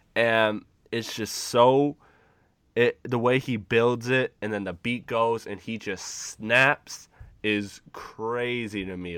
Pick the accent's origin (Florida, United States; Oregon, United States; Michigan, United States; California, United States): Michigan, United States; Detroit; I'm from the Michigan area, Metro Detroit